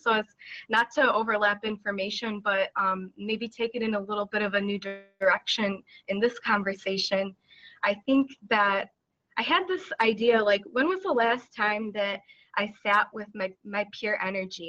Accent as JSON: {"language": "English", "town": "Chicago", "region": "Illinois", "country": "United States", "said": "I'm from Chicago, Illinois, USA."}